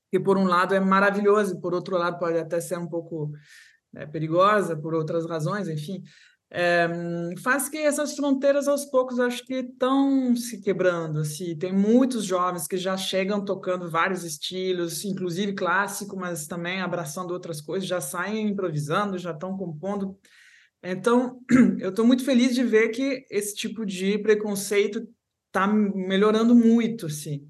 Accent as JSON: {"language": "Portuguese", "town": "Paris", "region": "Île-de-France", "country": "France", "tie": "born or raised there", "also_born_or_lived": "Rio de Janeiro, Brazil", "accent": "Brazilian Portuguese", "moved": "as an adult", "said": "meu pai é, era francês, então fomos para Paris, né, a cidade dele. Cheguei então em Paris com três anos, até menos, dois anos e pouco"}